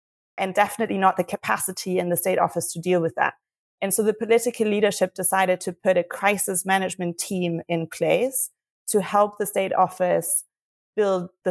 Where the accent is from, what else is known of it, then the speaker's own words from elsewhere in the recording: Berlin, Germany; moved away as an adult; also born or lived in United Kingdom; I'm from Germany, I'm from Berlin, and I was living in the UK at the time